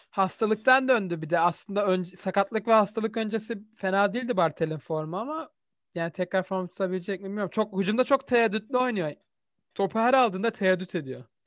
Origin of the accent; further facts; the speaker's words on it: Turkey; bir Türk olarak